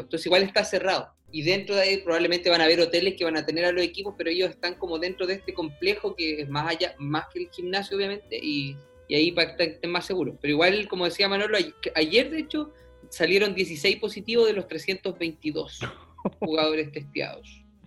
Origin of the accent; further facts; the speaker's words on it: Puerto Montt, Los Lagos, Chile; moved away as an adult; also born or lived in Valdivia, Chile; now in Charlotte, United States; el sector donde yo llegué a vivir al sector de Mirasol con el sector de Puerto Montt a los 10 años. Viví 8 años